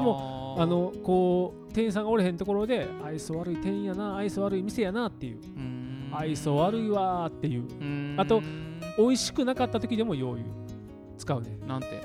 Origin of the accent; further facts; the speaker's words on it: Kishiwada, Osaka, Japan; moved away; 僕生まれ育った町がそういう文化